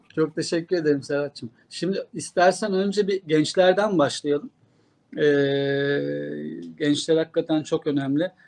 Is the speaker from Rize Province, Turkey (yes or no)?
no; Kırklareli, Turkey; moved away; Ben Kırklareli'de böyle bakkaldan hallice bir markette hep, e, çocukluğum, gençliğim geçti.